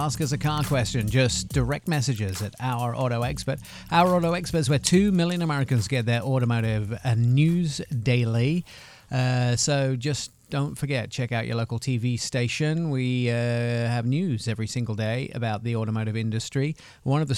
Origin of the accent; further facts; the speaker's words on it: Germany; now in United States; I also grew up in Germany.